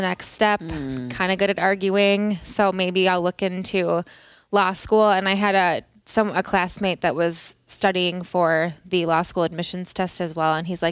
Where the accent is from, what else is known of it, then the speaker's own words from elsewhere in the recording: Minnesota, United States; accent: Minnesota; I'm from Minnesota. I grew up in Minnesota